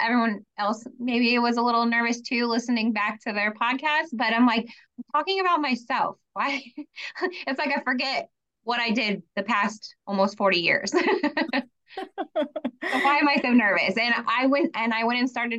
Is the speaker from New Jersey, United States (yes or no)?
no; Tampa, Florida, United States; moved away as an adult; also born or lived in Utah / Las Vegas, Nevada; I was born in the Tampa area.